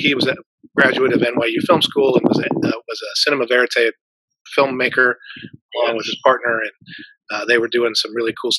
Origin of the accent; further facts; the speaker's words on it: New York, United States; moved away; But yeah, I was born we lived on the Upper West Side.